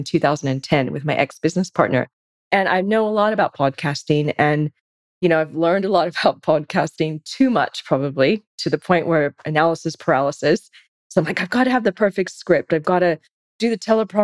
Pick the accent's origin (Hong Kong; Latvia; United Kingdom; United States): United States; California; moved away as an adult; now in Sydney, Australia; I'm originally from the States, from California. Been in Sydney since 2003